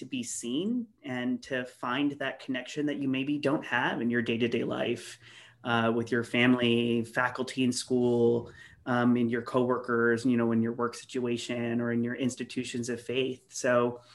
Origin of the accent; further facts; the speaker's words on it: El Centro, California, United States; moved away; I came from a small town. I came from El Centro and rural community, very homophobic, lots of bullying, discrimination, harassment growing up